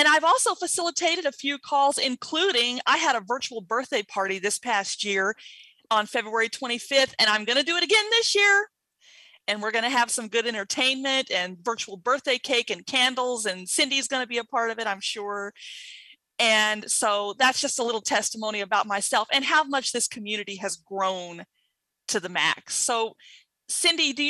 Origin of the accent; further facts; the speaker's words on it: Mississippi, United States; I'm originally from Mississippi